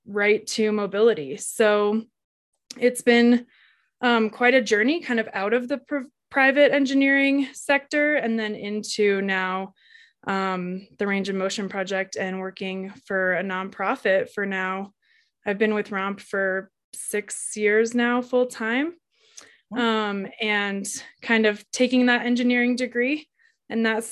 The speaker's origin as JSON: {"language": "English", "region": "Colorado", "country": "United States", "tie": "born or raised there", "said": "I was born and raised in Colorado, and I live here now in a little ski town, Winter Park"}